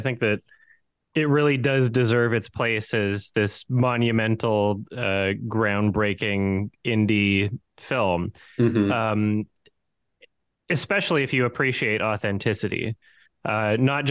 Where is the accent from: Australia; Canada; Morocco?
Canada; Edmonton, Alberta; Growing up in Edmonton